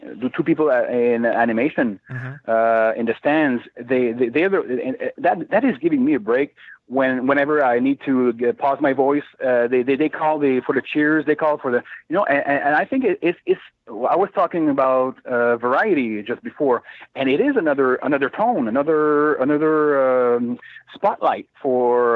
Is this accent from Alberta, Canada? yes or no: no; Montreal, Quebec, Canada; now in Laurentians, Canada; I'm originally from the West Island of Montreal, from Île-Bizard. I played football for Île-Bizard for quite a few years